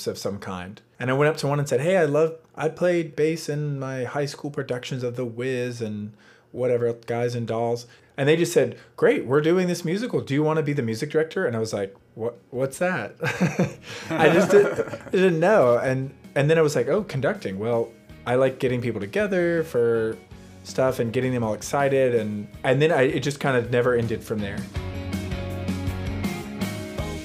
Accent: Virginia, United States; moved away as an adult; also born or lived in North Carolina; I grew up on a cattle farm in Virginia

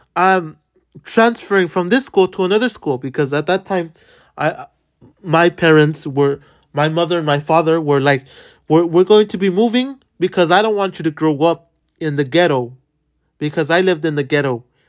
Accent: Los Angeles, California, United States; I was born in downtown. I was born in Boyle Heights

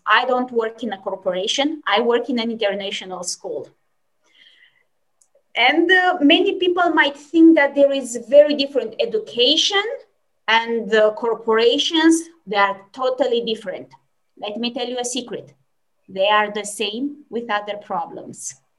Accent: Romania; now in Germany; I'm from Romania, and obviously I live in Germany.

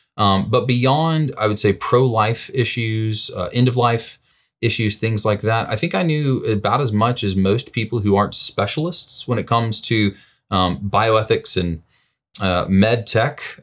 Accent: Birmingham, Alabama, United States; also born or lived in St. Louis, Missouri; now in Vernon Hills, United States; my roots, I'm originally from Birmingham, Alabama

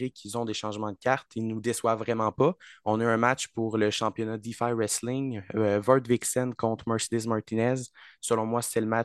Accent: France; Exactement, mais moi, je suis français.

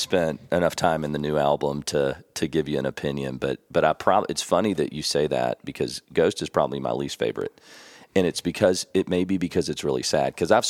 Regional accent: San Antonio, Texas, United States; born there; I was born in Texas at Lackland Air Force Base in San Antonio. And I had a lot of family in Houston and Dallas.

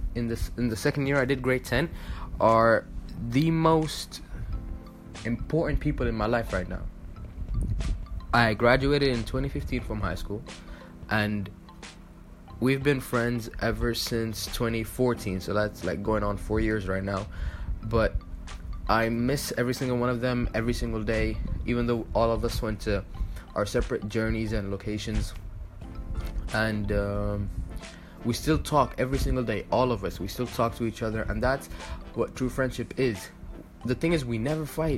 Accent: Dubai, United Arab Emirates; moved away as an adult; now in Egypt; I am Egyptian, but I was born and raised in the United Arab Emirates, specifically Dubai

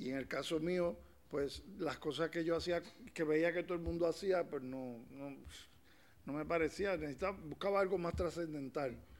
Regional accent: Puerto Rico; now in A Coruña, Spain; soy de Puerto Rico, caribeño

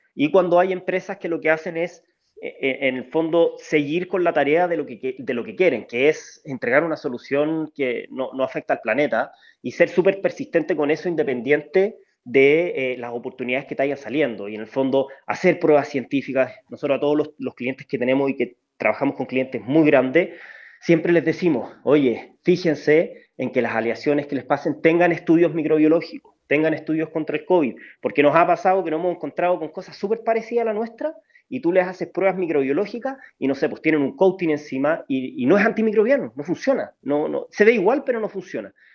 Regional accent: Chile; como chilenos

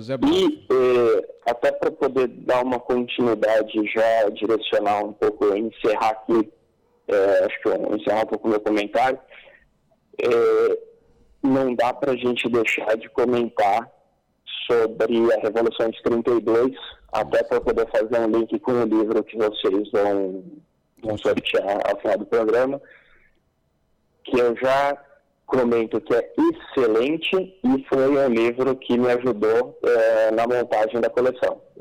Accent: Paulista, São Paulo, Brazil; eu não só como paulista, mas como brasileiro

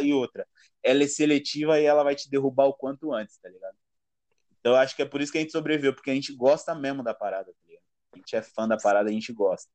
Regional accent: Guaianazes, São Paulo, Brazil; Eu sou de Guaianazes, mano. Eu moro Guaianazes

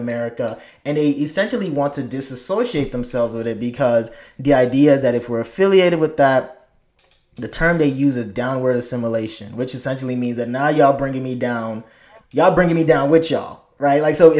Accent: Chicago, Illinois, United States; when I immigrated here in 98 and I was growing up in Chicago, north side, then moved to south side

